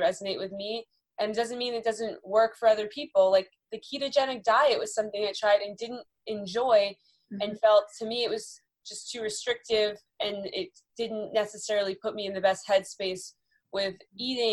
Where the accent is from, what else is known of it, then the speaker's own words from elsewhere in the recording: Boston, Massachusetts, United States; moved away as an adult; also born or lived in North Carolina / California; now in Los Angeles, United States; growing up in Boston